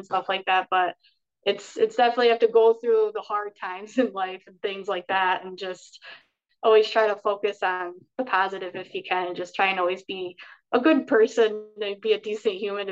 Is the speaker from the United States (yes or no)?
yes; Schenectady, New York, United States; we had those shows originally in my hometown, Schenectady